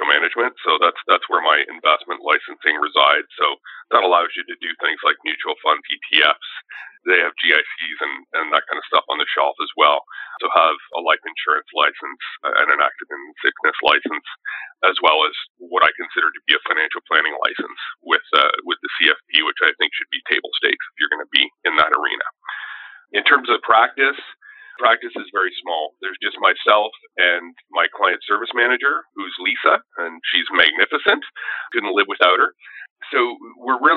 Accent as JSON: {"language": "English", "town": "Sudbury", "region": "Ontario", "country": "Canada", "tie": "born or raised there", "also_born_or_lived": "Windsor", "moved": "as an adult", "said": "I grew up in Northern Ontario, just outside of Sudbury."}